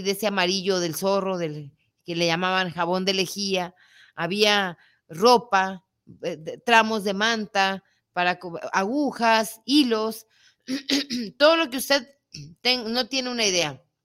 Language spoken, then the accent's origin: Spanish; Mexico; also born or lived in Guadalajara, Jalisco